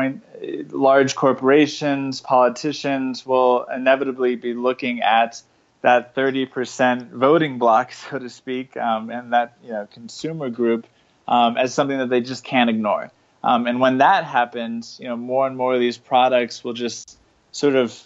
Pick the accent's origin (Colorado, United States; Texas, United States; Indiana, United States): Colorado, United States; I was raised in Colorado